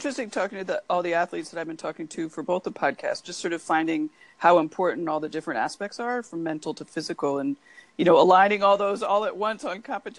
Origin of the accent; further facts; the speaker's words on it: Cleveland, Ohio, United States; my hometown of Cleveland